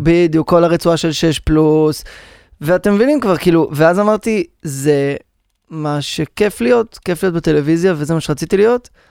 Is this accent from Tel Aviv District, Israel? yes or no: no; Rehovot, Central District, Israel; אחרי שגדלתי ברחובות